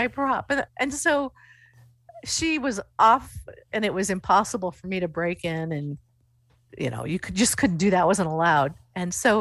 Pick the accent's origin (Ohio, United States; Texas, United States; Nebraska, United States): Nebraska, United States; Coatesfield; And I said, Coatesfield.